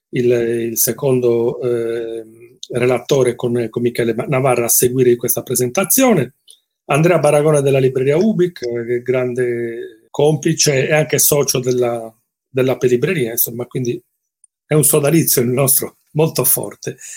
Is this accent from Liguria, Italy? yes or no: yes; Genoa, Liguria, Italy; Noi parleremo molto di Genova oggi, che poi è la mia città d'origine, la città dove ho studiato